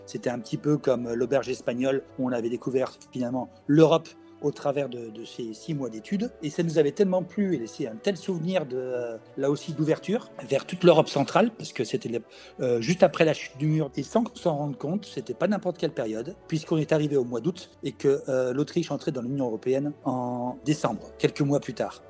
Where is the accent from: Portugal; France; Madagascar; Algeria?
France; moved away as an adult; also born or lived in Vienna, Austria; je suis chez moi en France